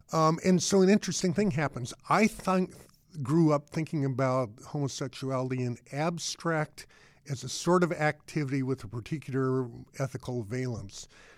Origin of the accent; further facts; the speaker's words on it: Boulder, Colorado, United States; You know, mine, I grew up in Boulder, Colorado, but attended to a big public high school.